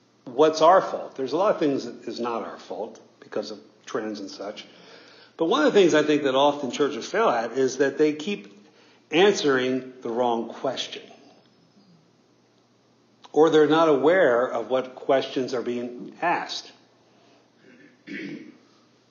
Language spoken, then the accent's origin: English; northern Bible Belt, United States; I grew up in the northern end of the Bible Belt